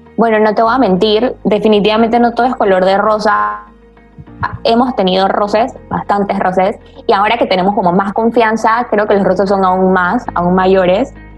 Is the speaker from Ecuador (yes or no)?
no; Panama; also born or lived in Spain; Yo soy una mujer panameña, tengo 28 años.